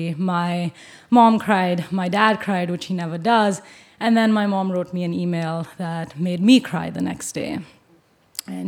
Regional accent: Bangalore, Karnataka, India; moved away as an adult; now in United States; Growing up in Bangalore in South India

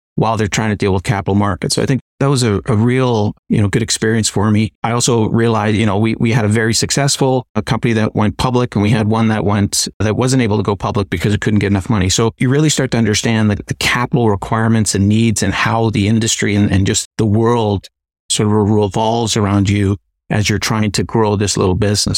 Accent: Canada; being Canadian

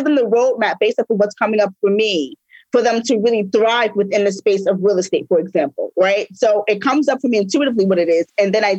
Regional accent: New York, United States; I'm from New York.

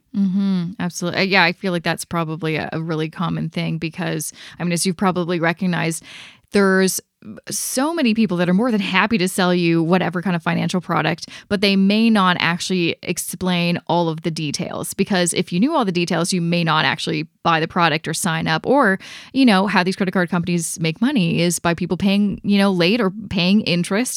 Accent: Vancouver, British Columbia, Canada; now in Toronto, Canada; because I'm originally from Vancouver

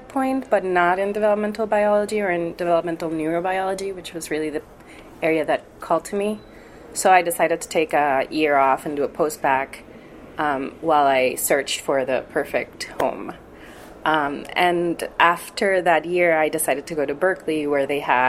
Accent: San Juan, Puerto Rico; I was born in Puerto Rico. I'm from the capital region, San Juan, Puerto Rico.

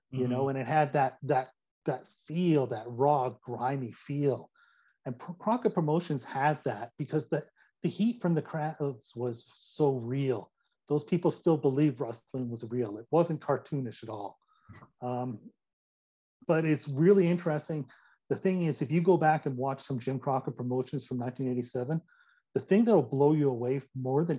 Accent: Calgary, Alberta, Canada; I grew up in Calgary, Alberta, Canada

